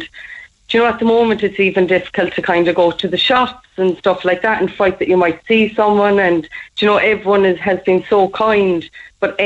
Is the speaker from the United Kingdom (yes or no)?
no; Midleton, Munster, Ireland; We're from Middleton